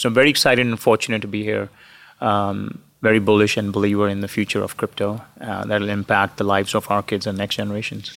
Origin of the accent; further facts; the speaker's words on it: India; moved away; I grew up in India